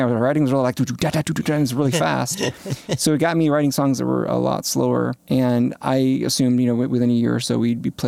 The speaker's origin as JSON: {"language": "English", "town": "St. Louis", "region": "Missouri", "country": "United States", "said": "I'm from St. Louis."}